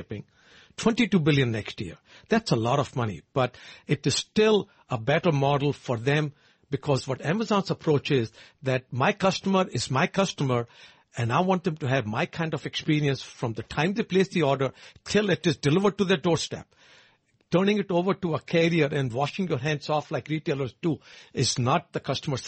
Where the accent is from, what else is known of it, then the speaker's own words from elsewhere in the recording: India; moved away; I know it from being my home country